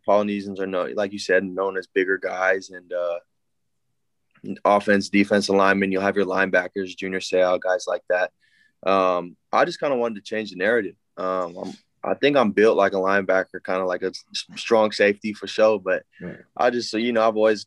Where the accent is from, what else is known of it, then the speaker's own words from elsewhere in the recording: United States; I grew up in America